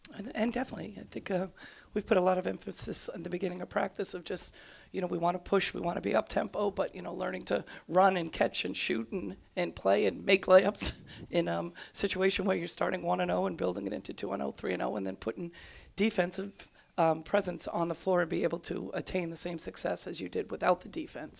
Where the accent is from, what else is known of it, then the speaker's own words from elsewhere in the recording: Worcester, Massachusetts, United States; growing up in Worcester